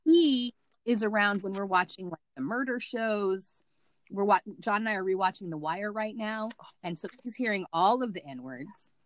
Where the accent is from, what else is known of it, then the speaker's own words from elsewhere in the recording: Missouri, United States; moved away; My bedroom was in the basement because I was from Missouri